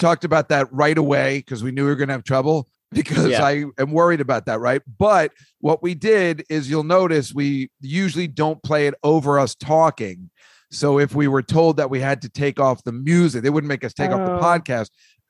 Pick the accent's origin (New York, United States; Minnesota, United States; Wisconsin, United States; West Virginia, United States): New York, United States; Oyster Bay; I grew up in Oyster Bay. I went to Hicksville High.